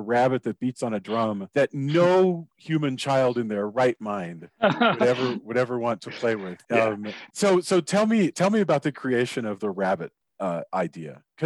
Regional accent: Texas, United States; I come from Texas. So Texas has a particular accent

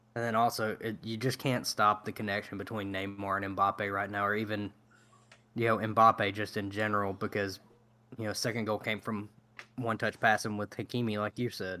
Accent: United States; as Americans

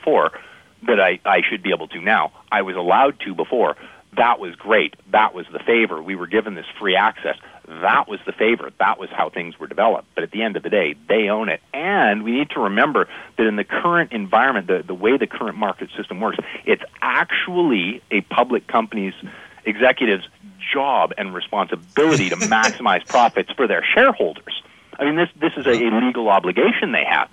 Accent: Canada; I'm a Canadian as well

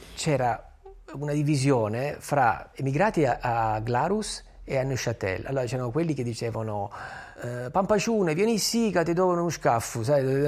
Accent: Apulia, Italy; io sono pugliese

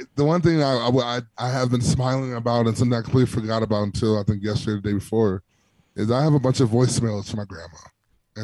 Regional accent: Milwaukee, Wisconsin, United States; moved away; I'm always going to rep the 414

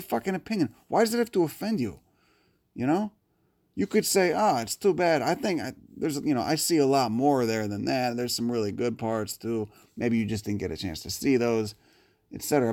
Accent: Chicago, Illinois, United States; growing up in Chicago

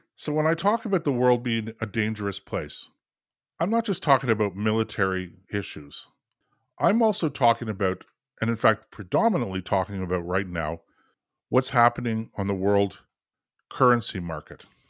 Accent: Canada; for us here in Canada

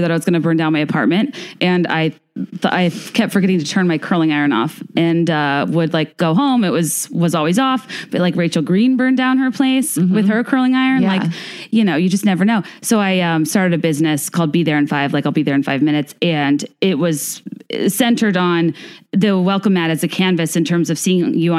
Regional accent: Virginia, United States; also born or lived in New York; now in Chicago, United States; I'm 31. I'm originally from Virginia. I live in Chicago now via New York

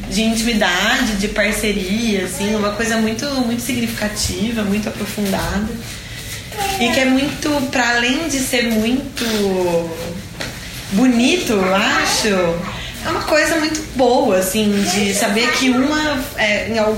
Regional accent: São Paulo, Brazil; eu sou de São Paulo

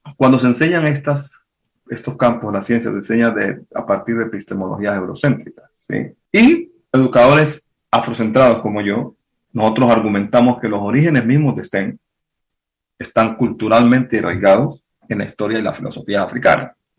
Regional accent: Pacific region, Colombia; yo soy del Pacífico

